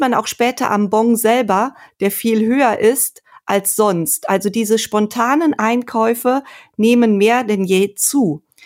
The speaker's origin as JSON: {"language": "German", "town": "Sankt Aldegund", "region": "Rhineland-Palatinate", "country": "Germany", "tie": "born or raised there", "also_born_or_lived": "Geisenheim", "said": "Aufgewachsen bin ich in St. Aldigund in einem Weinort an der Mosel"}